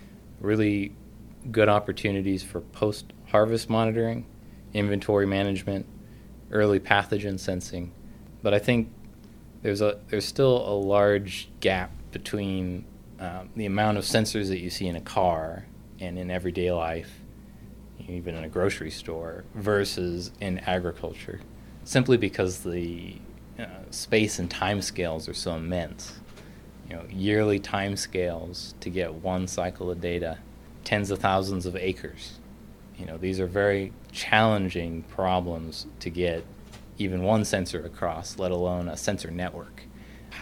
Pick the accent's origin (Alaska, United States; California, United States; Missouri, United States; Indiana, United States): Alaska, United States; Anchorage; moved away as an adult; also born or lived in Fairbanks, Alaska / Tucson, Arizona; now in North Carolina, United States; I was born and raised in Anchorage, Alaska